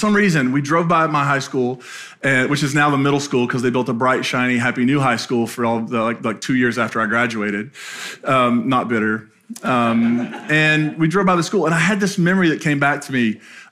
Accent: Appalachia, United States; moved away; my hometown in Appalachia

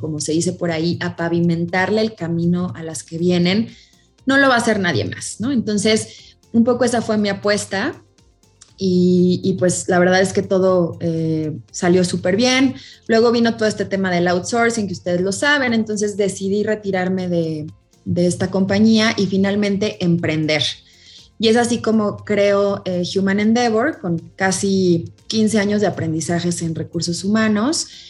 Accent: Celaya, Guanajuato, Mexico; moved away as an adult; now in Mexico City, Mexico; yo soy originaria de Celaya, Guanajuato

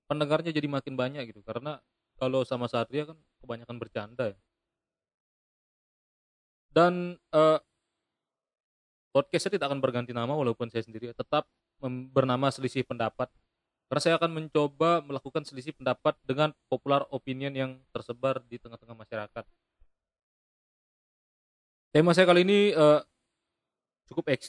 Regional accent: Lombok, West Nusa Tenggara, Indonesia; Jadi saya ini lahir dan besar di Lombok, tapi saya ini suku Bali gitu.

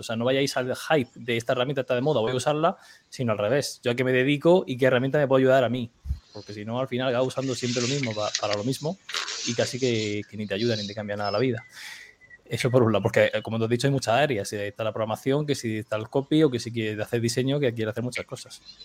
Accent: Region of Murcia, Spain; como un murciano en pijama aquí tranquilamente

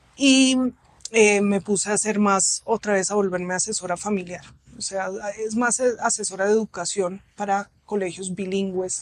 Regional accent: Colombia; moved away; also born or lived in Germany; yo soy colombiana, nací acá en la clínica de Conchiala

